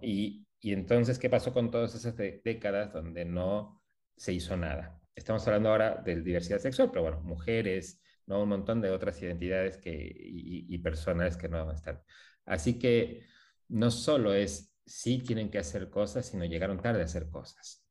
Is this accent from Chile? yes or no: no; Mexico; now in Buenos Aires, Argentina; soy mexicano, hace también muchos años viviendo acá en Argentina